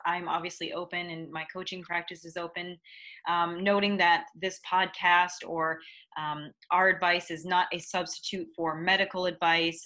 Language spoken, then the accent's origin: English; Midwest, United States; growing up in the Midwest